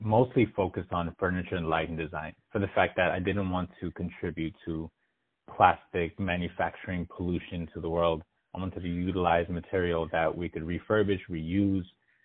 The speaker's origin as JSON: {"language": "English", "country": "United States", "said": "as an American"}